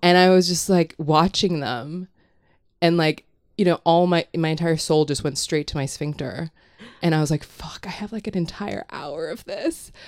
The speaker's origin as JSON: {"language": "English", "country": "Hong Kong", "tie": "born or raised there", "moved": "yes", "said": "I grew up in Hong Kong"}